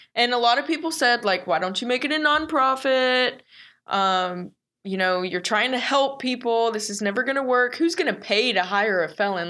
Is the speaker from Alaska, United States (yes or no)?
no; The Colony, Texas, United States; born and raised in Texas, grew up in the colony